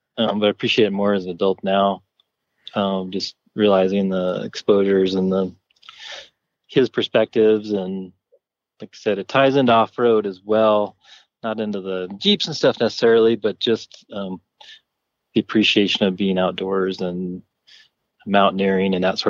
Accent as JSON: {"language": "English", "town": "Denver", "region": "Colorado", "country": "United States", "tie": "born or raised there", "also_born_or_lived": "Arkansas", "said": "I'm from Denver, Colorado. Raised here mostly. I spent some time in Arkansas. My father is an archaeologist there and stayed there. And I was in the military."}